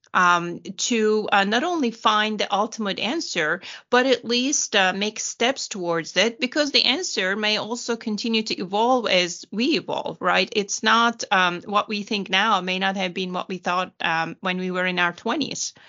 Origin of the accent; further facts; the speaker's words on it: Turkey; now in Houston, United States; I was born and raised in Turkey